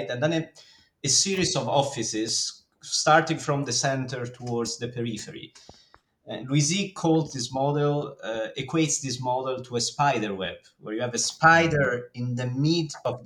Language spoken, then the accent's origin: English; Italy; I come from Italy